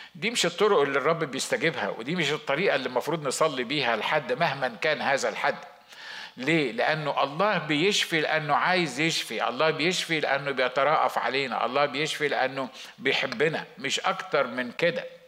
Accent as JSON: {"language": "Arabic", "country": "Egypt", "moved": "yes", "said": "عندنا في مصر"}